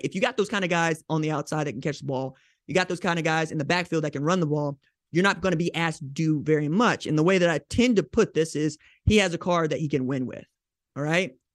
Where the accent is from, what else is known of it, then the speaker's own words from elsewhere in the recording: Oklahoma, United States; growing up in Oklahoma